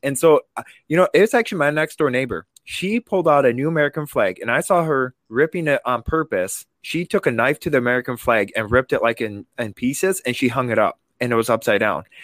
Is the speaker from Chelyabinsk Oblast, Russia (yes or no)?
no; Vladikavkaz, North Ossetia–Alania, Russia; also born or lived in England; now in Madison, United States; I was born in Vladikavkaz, Russia